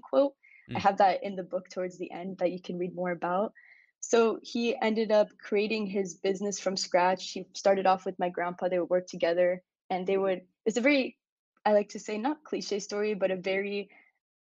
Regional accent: United States; I'm born in America.

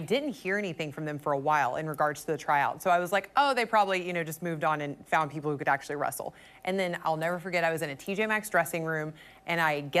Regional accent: Rock Hill, South Carolina, United States; I was from Rock Hill

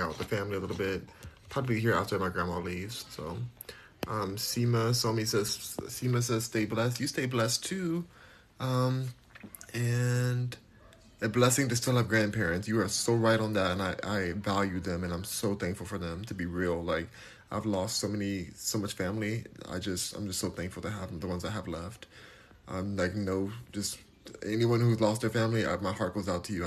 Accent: United States; I'm American

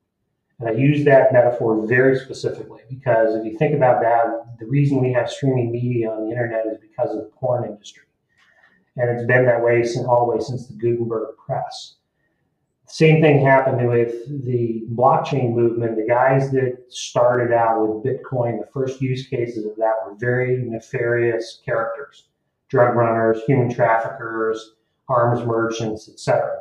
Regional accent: East Coast, United States; now in Oregon, United States; I mean, I moved here from the East Coast, so I come from a part of the world where whether I voted or not didn't really matter

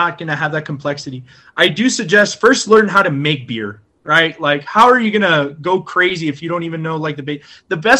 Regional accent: Texas, United States; we're from Texas.

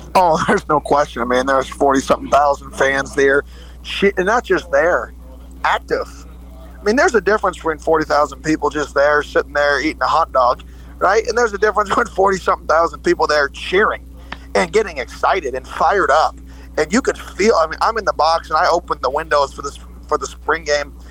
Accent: Phoenix, Arizona, United States; moved away as an adult; also born or lived in the South; now in Oregon, United States; I grew up in Phoenix, Arizona.

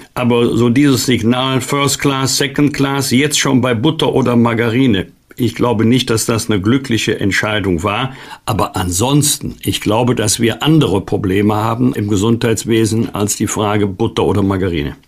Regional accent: Cologne, North Rhine-Westphalia, Germany; uns Kölnern

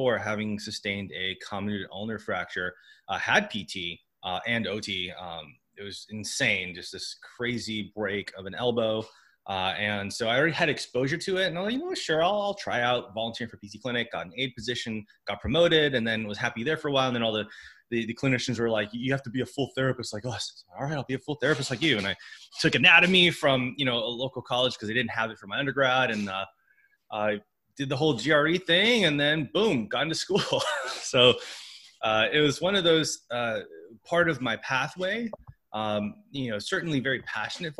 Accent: San Diego, California, United States; I'm from San Diego, so I kind of just stuck around the home hub.

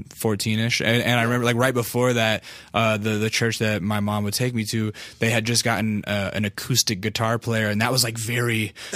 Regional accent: Alaska, United States; born or raised there; now in Los Angeles, United States

